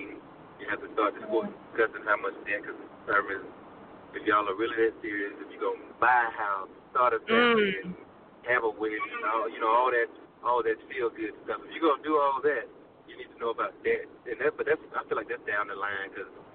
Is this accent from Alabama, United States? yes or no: yes; Alabama, United States; that's where I'm from. I'm from Alabama